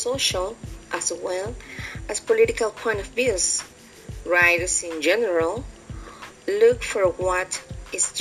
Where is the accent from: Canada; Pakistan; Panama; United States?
Panama; Santiago de Veraguas, Veraguas; I'm from Santiago, Veraguas province